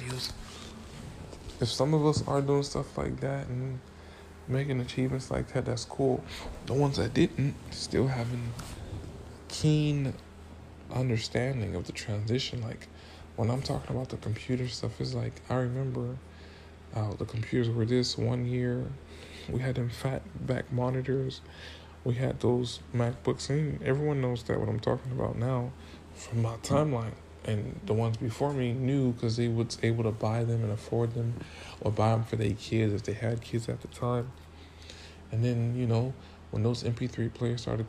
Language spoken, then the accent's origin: English; Miami, Florida, United States; I'm from Miami, Florida